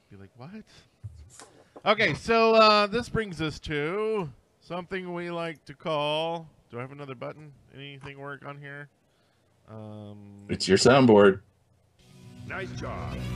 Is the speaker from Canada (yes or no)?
yes; Canada; I'm Canadian.